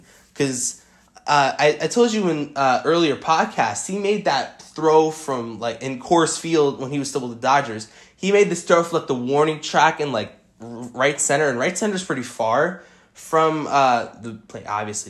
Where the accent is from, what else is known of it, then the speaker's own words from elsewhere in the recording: New York, United States; also born or lived in Arizona; I'm a Yankees and Diamondbacks fan because I told you guys I'm from New York and Arizona as well.